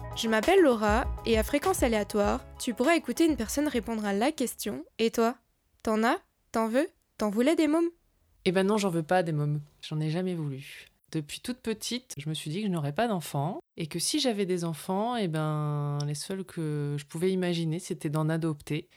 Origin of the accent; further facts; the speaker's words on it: north of France, France; now in Carpentras, France; je viens du nord de la France, donc je suis une ch'ti.